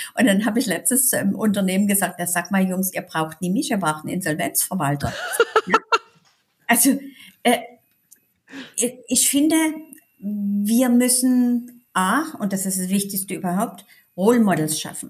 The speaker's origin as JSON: {"language": "German", "town": "Dresden", "region": "Saxony", "country": "Germany", "tie": "born or raised there", "also_born_or_lived": "Berlin", "accent": "Sächsisch", "moved": "as an adult", "said": "wieder in meiner Heimatstadt"}